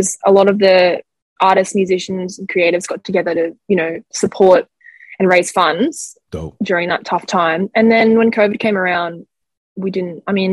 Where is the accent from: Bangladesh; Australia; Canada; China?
Australia; also born or lived in New York; I'm from Australia